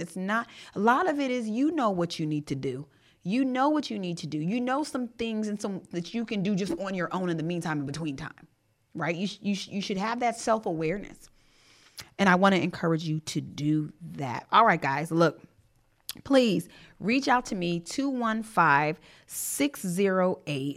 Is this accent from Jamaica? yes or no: yes; Jamaica; I'm Jamaican